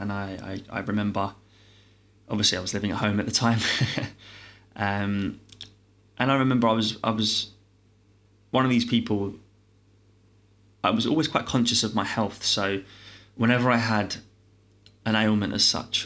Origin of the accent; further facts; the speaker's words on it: London, United Kingdom; I'm born and raised in London